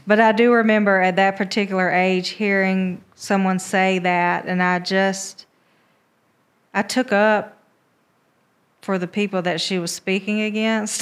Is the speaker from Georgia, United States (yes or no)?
yes; Americus, Georgia, United States; born or raised there; moved away as an adult; also born or lived in Albany, Georgia / Columbus / Atlanta